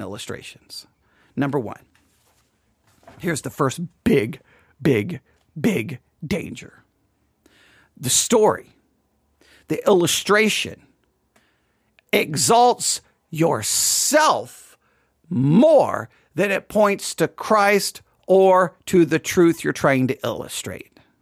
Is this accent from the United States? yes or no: yes; West Texas, United States; accent: West Texas; My West, my West Texas accent